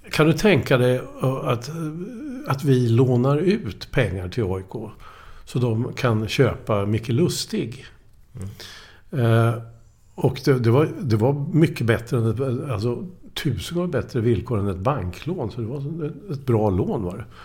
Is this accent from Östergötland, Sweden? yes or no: yes; Linköping, Östergötland, Sweden; Jag kommer ju från Linköping. Jag var ju HFF-are eller, mm. eller, eller Snoka, Norrköping och sådär.